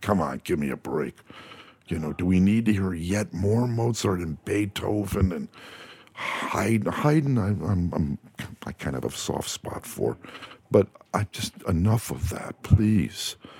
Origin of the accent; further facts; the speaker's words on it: New Jersey, United States; moved away as an adult; also born or lived in Amherst, Massachusetts; now in Los Angeles, United States; East Coast, I'm from New Jersey